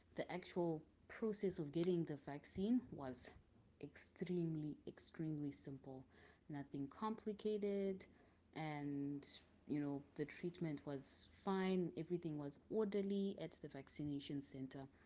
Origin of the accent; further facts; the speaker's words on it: Zimbabwe; now in Milan, Italy; I am from Zimbabwe and I'm currently living in Milan, Italy